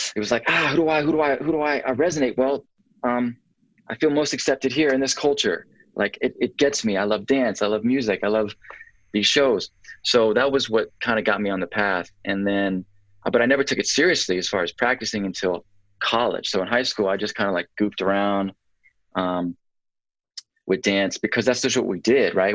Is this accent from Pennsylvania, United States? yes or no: no; Atlanta, Georgia, United States; Born and raised in Atlanta